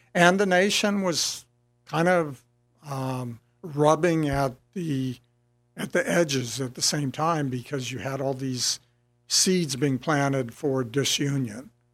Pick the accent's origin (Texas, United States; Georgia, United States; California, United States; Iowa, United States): Texas, United States; San Antonio; I grew up in San Antonio